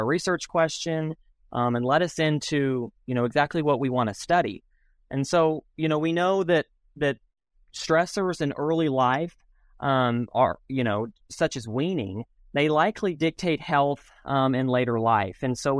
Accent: New Mexico, United States; I'm from New Mexico. My family's in Albuquerque, New Mexico, and so I grew up in southern New Mexico, involved in agriculture and stuff

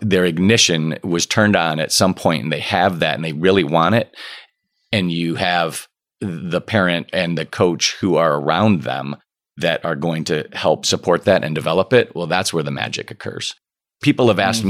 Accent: Okemos, Michigan, United States; I grew up in Okemos, right by East Lansing

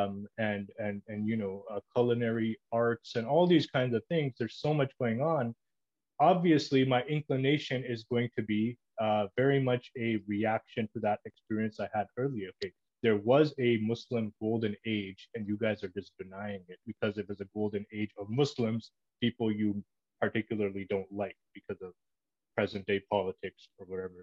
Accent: Toronto, Ontario, Canada; I grew up in Toronto, Canada.

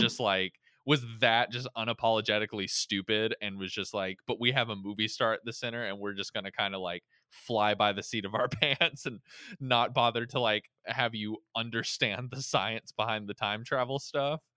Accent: Florida, United States; I was born in Florida

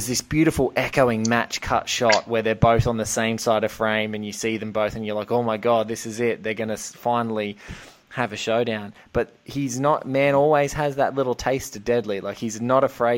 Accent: Australia; I'm from Australia. I think the widest road we have in Australia is maybe 4 lanes long.

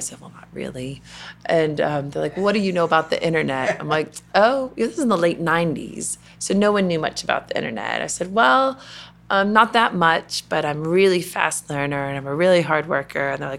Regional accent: the South, United States; And again, growing up in the South, I would say there's a bit of an expectation

